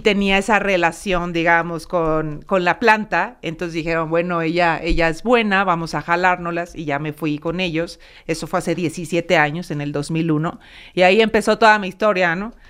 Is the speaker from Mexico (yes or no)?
yes; Mexico; los mexicanos